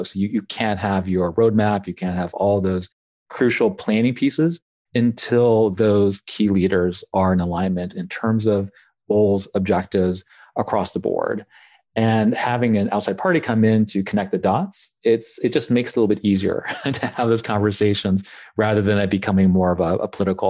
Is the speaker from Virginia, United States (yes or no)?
yes; Blacksburg, Virginia, United States; but I grew up in Blacksburg. So Domino's was a mainstay of my childhood.